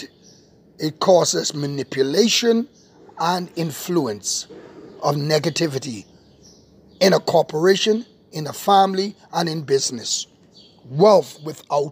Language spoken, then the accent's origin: English; Bahamas; my nation, my beautiful nation, Bahama Land.